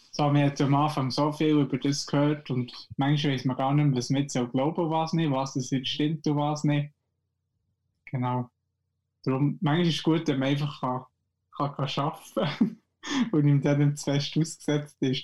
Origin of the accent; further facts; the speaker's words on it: Switzerland; bei uns in der Schweiz